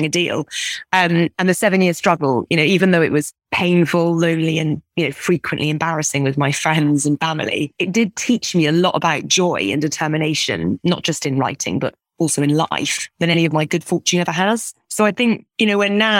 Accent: Scotland, United Kingdom; growing up in Scotland.

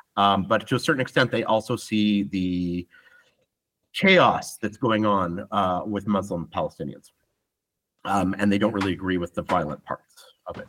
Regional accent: Ottawa, Ontario, Canada; moved away as an adult; also born or lived in Israel; now in Tel Aviv, Israel; I'm Canadian. I'm Jewish. Um, never really believed in much to do with Judaism. I'm an atheist, but involved a little bit in the Jewish community in in Ottawa.

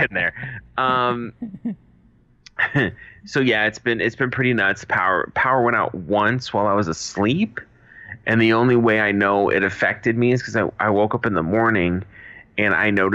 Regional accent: Massachusetts, United States; also born or lived in Los Angeles; now in Arizona, United States; But I've lived in LA, and I'm from Massachusetts.

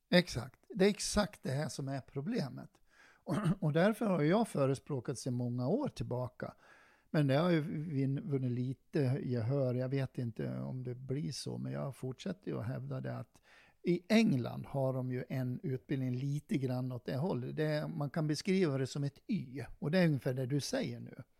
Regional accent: Dalarna County, Sweden; accent: Dalarna dialect; moved away as an adult; also born or lived in Stockholm / Varberg; now in Örebro, Sweden; Jag kommer ju från Dalarna och det är väl ingen som tvekar på det. De hör väl min dialekt

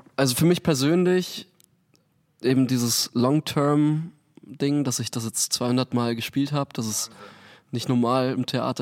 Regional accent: near Munich, Bavaria, Germany; moved away as an adult; also born or lived in Frankfurt; now in Hamburg, Germany; Aus München. Also Nähe von München ursprünglich. Bin auf okay. einer Mühle aufgewachsen

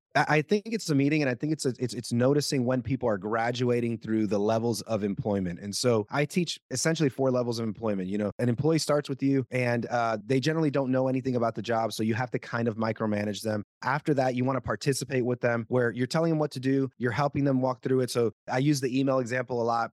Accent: Puerto Rico; first language Spanish; English is a second language; moved away; Spanish is my first language. I'm from Puerto Rico

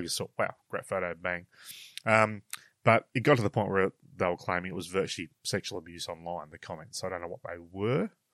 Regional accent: Australia

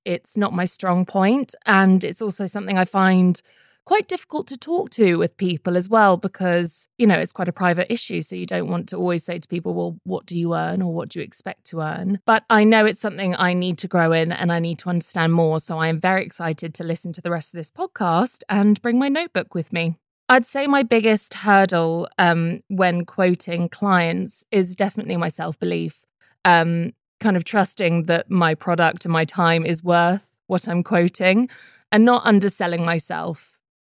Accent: United Kingdom; I'm a British voiceover artist

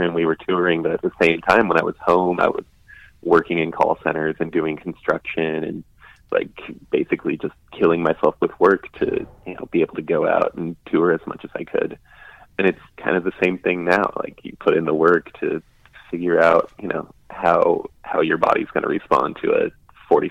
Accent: Alaska, United States; growing up in Alaska, like, punk and metal were obviously the kings

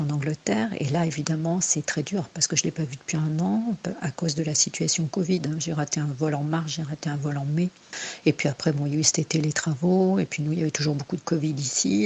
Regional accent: Angoulême, Nouvelle-Aquitaine, France; moved away as an adult; also born or lived in Bordeaux; j'ai commencé à partir à Bordeaux, puisque j'étais d'Angoulême.

